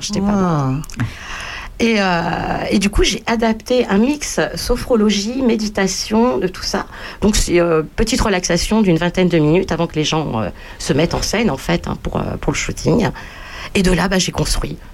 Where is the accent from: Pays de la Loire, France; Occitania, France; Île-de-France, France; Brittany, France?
Île-de-France, France; Bagneux; je suis né à Bagneux, région parisienne